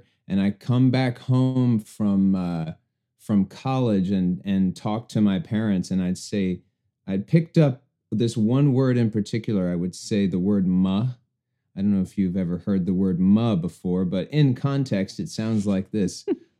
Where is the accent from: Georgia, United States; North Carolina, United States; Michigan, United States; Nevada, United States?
Georgia, United States; Atlanta; Most people say they can't tell that I'm from Atlanta.